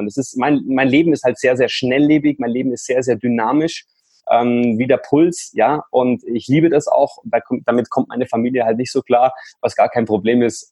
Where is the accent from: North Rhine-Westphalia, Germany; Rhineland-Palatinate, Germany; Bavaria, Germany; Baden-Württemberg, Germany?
Bavaria, Germany; Munich; Ich komme aus München